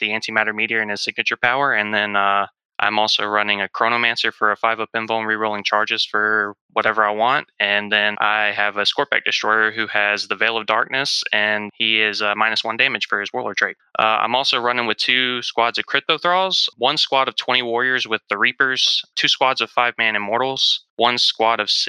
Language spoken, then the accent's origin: English; South Mississippi, United States; I'm from South Mississippi